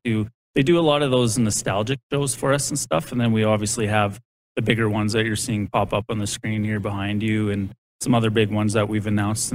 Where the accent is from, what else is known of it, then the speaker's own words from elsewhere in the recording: Saskatchewan, Canada; You know, we're all from Saskatchewan too, which is kind of cool.